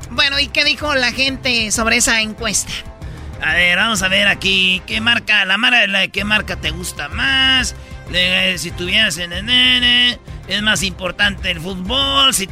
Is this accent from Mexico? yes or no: yes; Michoacán, Mexico; como soy pues de Michoacán, nosotros no creas que nomás damos aguacates también